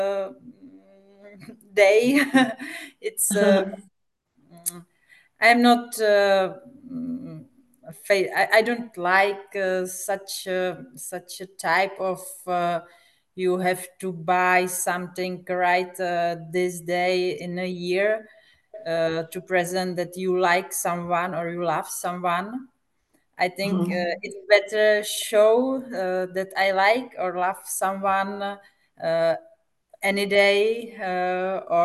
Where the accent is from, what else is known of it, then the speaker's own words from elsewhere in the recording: Czechia; first language Czech; English is a second language; From the Czech Republic.